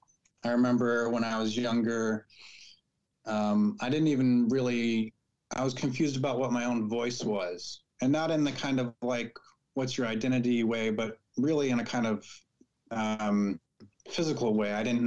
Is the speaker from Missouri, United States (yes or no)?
yes; Missouri, United States; also born or lived in Michigan; now in California, United States; Living in California, Spanish is a more common language in some parts than where I grew up in Missouri or in some parts of Michigan.